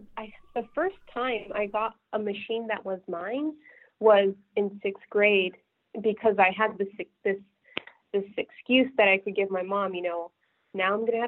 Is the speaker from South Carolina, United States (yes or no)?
no; California, United States; And I grew up in California, but I had no idea that Apple was just, you know, a 6 or 7 hour drive away.